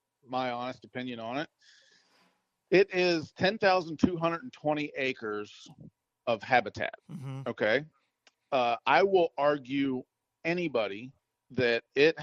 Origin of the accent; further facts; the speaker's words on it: Maryland, United States; moved away; growing up in Maryland